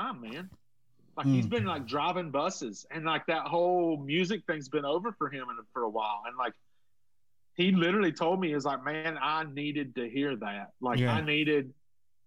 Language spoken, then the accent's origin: English; North Carolina, United States; moved away; from Caroline, North Carolina